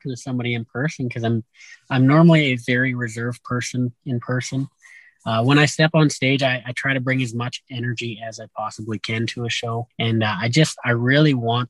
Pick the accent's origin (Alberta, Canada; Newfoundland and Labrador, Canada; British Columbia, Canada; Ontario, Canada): Alberta, Canada; Morinville; growing up in Morinville, we grew up cruising around on the back roads